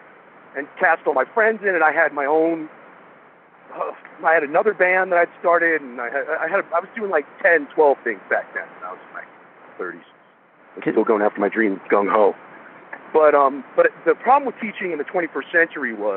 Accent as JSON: {"language": "English", "town": "New York City", "region": "New York", "country": "United States", "tie": "born or raised there", "also_born_or_lived": "Los Angeles, California", "moved": "yes", "said": "we moved from Queens to Manhattan"}